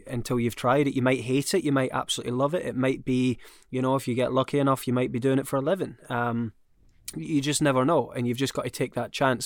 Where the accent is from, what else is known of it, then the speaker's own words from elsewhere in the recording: Scotland, United Kingdom; I'm Scottish